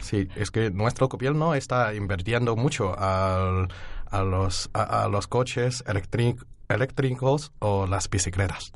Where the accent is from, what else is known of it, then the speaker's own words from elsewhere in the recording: Henan, China; Spanish is a second language; moved away as an adult; also born or lived in Beijing; now in Alcalá de Henares, Spain; estudio en Pekín, pero mi pueblo natal es de Henan.